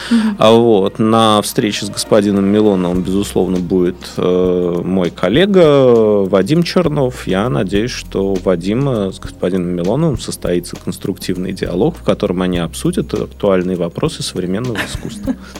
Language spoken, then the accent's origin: Russian; Saint Petersburg, Russia; Я здесь родился, я здесь вырос, я люблю Питер, я ленинградец, петербуржец